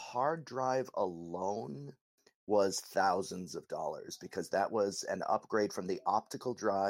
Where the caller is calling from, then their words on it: Massachusetts, United States; I am 12 miles outside of Boston, Massachusetts, in the U.S.